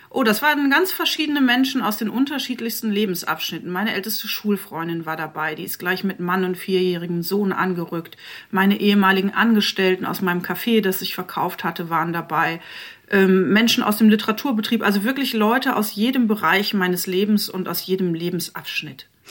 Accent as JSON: {"language": "German", "area": "Eifel", "region": "Rhineland-Palatinate", "country": "Germany", "moved": "as an adult", "lives_now": "Leipzig, Germany", "said": "ich komme zwar aus der Eifel, aber ich lebe seit 20 Jahren in Leipzig"}